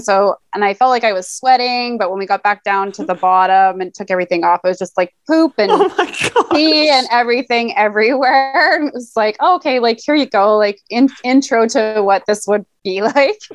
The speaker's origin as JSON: {"language": "English", "region": "Alberta", "country": "Canada", "tie": "born or raised there", "moved": "yes", "lives_now": "Vancouver, Canada", "said": "I grew up in Alberta"}